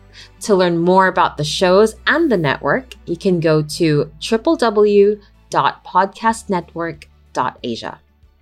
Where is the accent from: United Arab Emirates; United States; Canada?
United Arab Emirates; I was born and raised in the United Arab Emirates for most of my formative years. My schooling being spent mostly among the Brits and my general rearing among a community of Filipino families